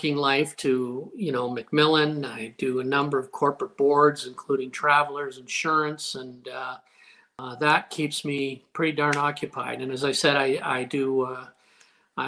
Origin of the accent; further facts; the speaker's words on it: Windsor, Ontario, Canada; I grew up near Roseland Golf Course